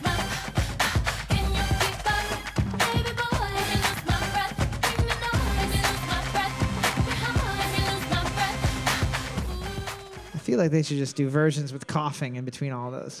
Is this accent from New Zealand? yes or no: no; Canada; I'm Canadian